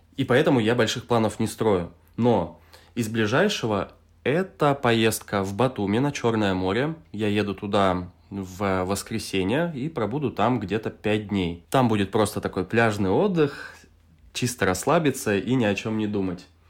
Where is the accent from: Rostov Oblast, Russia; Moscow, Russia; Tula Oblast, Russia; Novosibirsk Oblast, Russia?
Novosibirsk Oblast, Russia; Novosibirsk; moved away as an adult; now in Tbilisi, Georgia; Я из Новосибирска, Россия. Это тот же самый город, откуда и ты. Сейчас я живу в Тбилиси, Грузия.